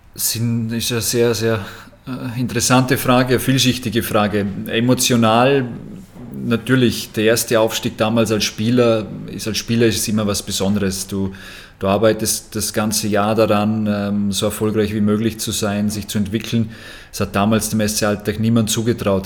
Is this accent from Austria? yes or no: yes; Austria; bei uns in Österreich